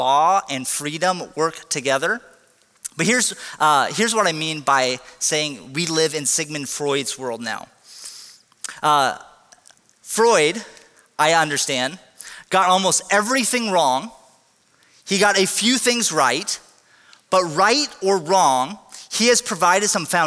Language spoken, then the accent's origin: English; United States; we're Americans